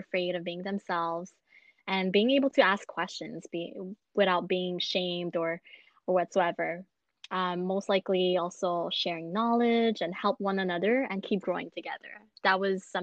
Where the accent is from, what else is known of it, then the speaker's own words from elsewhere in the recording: Montreal, Quebec, Canada; I was born and raised in Montreal.